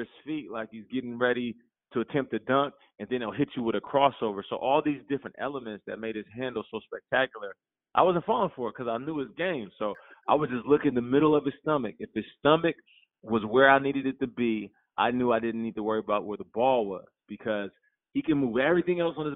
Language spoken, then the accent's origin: English; Seattle, Washington, United States; moved away; also born or lived in Calgary, Alberta, Canada / California; I was raised in Seattle